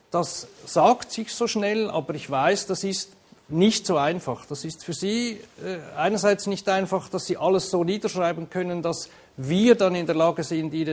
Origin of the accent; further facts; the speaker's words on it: Switzerland; aber vielleicht hören Sie es an meinem Unterton. Ich komme eigentlich aus der Schweiz